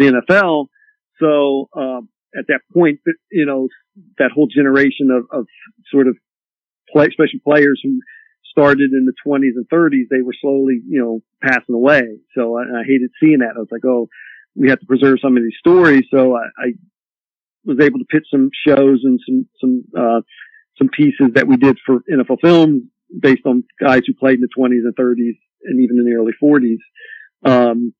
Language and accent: English; Columbus, Ohio, United States; I grew up in Columbus